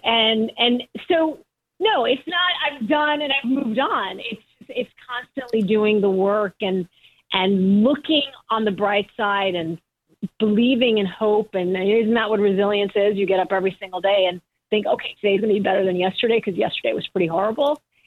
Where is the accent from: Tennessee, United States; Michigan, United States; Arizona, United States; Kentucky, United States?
Michigan, United States; I was born in Michigan